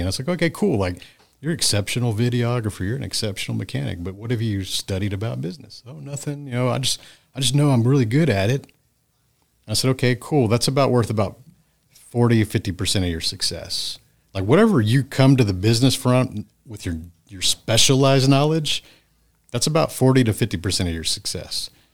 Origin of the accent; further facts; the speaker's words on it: Friendswood, Texas, United States; my hometown of Friendswood, Texas